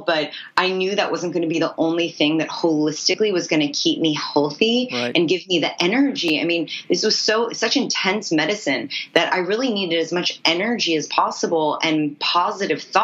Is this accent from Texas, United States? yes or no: no; New York City, New York, United States; also born or lived in Los Angeles; I grew up in New York City